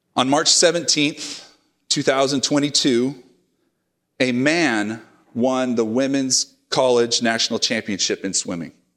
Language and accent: English; Oklahoma, United States; now in Oregon, United States; my home state of Oklahoma